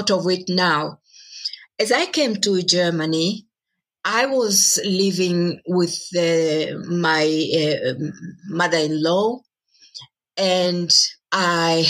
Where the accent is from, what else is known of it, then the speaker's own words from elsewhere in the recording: Moshi, Kilimanjaro, Tanzania; moved away; Moshi, that's my town in the northern part of Tanzania